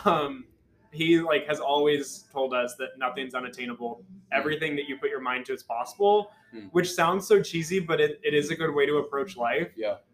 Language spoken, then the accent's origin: English; Carthage, Missouri, United States; from Carthage, Missouri, Southwest